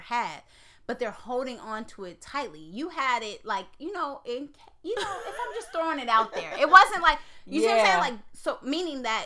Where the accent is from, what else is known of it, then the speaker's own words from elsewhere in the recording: Oakland, California, United States; I'm from Oakland, California.